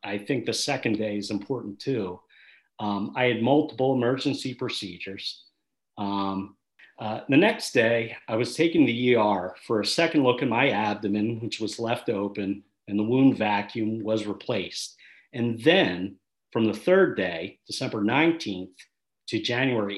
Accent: Philadelphia, Pennsylvania, United States; I rode for St. Joe's Prep High School

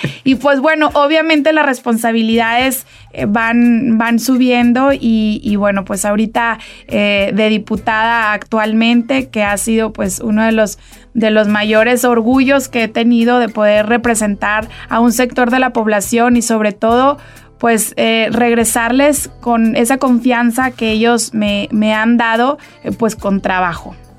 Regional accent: Saltillo, Coahuila, Mexico; yo soy coahuilense, yo soy saltillense de corazón

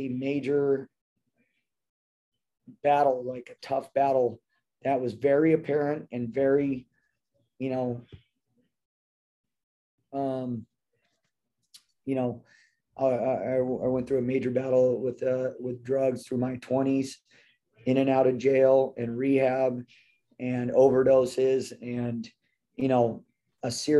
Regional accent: Temecula, California, United States; And grew up here in Temecula. My parents are from San Diego, and I grew up in Temecula

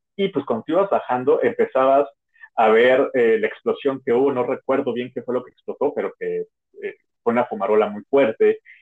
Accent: Mexico; como mexicanos

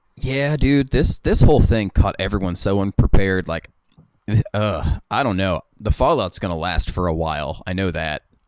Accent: West Virginia, United States; kids growing up in West Virginia, all we had to do was skateboard and play music

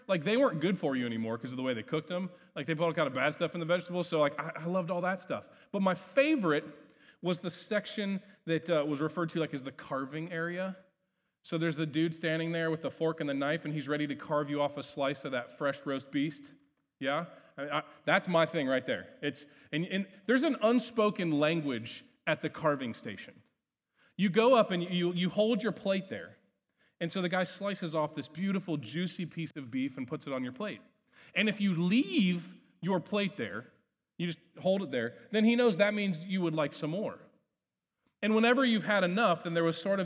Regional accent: Ohio, United States; growing up in Ohio

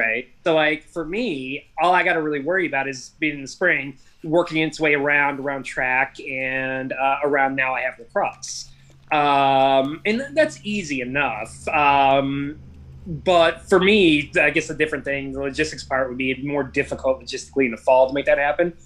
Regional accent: Seattle, Washington, United States; moved away as an adult; now in New Jersey, United States; I grew up in Seattle

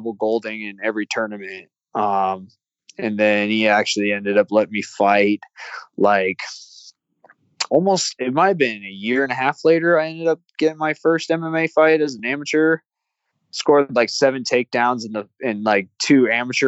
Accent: Iowa, United States; moved away; also born or lived in Mobile, Alabama; I grew up in Iowa

